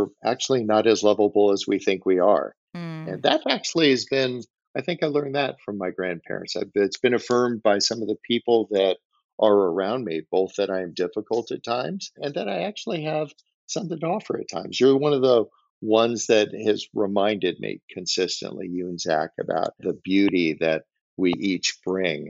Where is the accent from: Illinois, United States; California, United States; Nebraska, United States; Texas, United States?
California, United States; Bay Area; Growing up in the Bay Area, my grandfather was a fireman on the San Francisco Bay